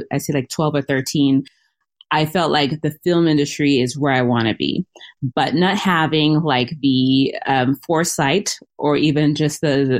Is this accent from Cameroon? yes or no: yes; Cameroon; now in Minnesota, United States; I am originally from Cameroon, which is West Africa